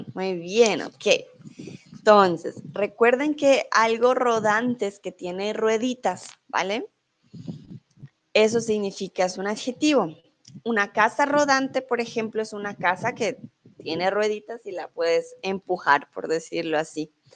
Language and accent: Spanish; Colombia; now in Mexico; soy de Colombia, ah, pero en estos momentos estoy en México